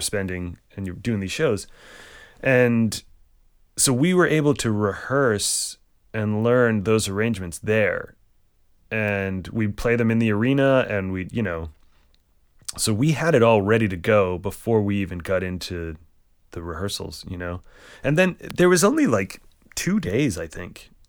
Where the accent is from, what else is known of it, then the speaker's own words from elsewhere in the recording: Barrington, Rhode Island, United States; also born or lived in Boston; I grew up in Barrington, Rhode Island